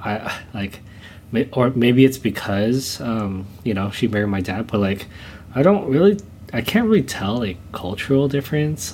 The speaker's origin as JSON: {"language": "English", "region": "Southern California", "country": "United States", "tie": "born or raised there", "said": "I was born here in the states. I was born in um, in Southern California"}